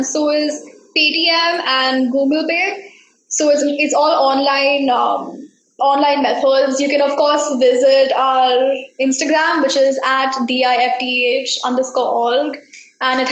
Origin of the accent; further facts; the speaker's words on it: India; we're Indian households and everyone has a TV